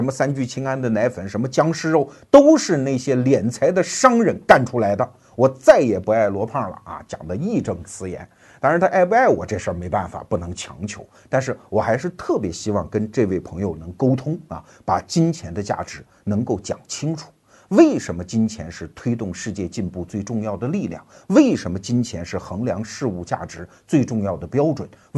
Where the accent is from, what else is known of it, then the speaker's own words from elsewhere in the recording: China; 我们中国人对于钱的问题就有点像这个老秀才。